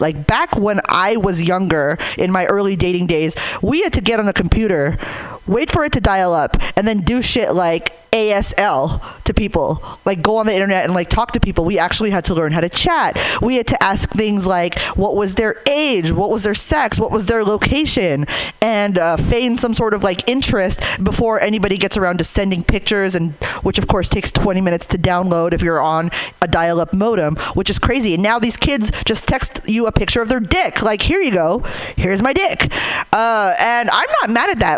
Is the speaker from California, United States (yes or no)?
yes; Hayward, California, United States; I'm from Hayward